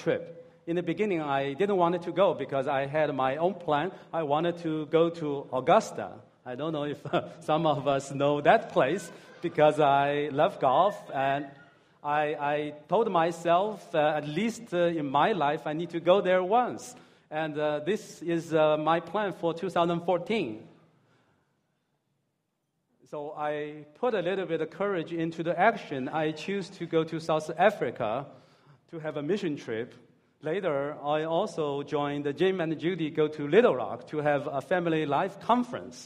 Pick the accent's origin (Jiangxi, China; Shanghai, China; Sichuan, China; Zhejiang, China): Zhejiang, China; Hangzhou; moved away as an adult; also born or lived in California; I'm from Hangzhou